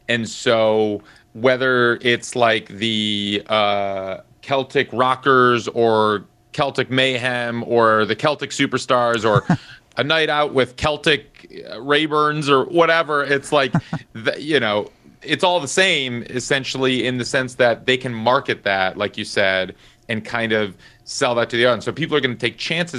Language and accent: English; Madison, Wisconsin, United States; I grew up in Madison, Wisconsin